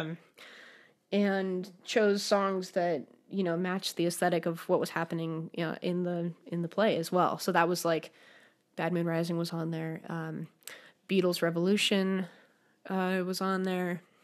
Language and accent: English; Denver, Colorado, United States; also born or lived in New Haven, Connecticut; now in Michigan, United States; I grew up in Denver, Colorado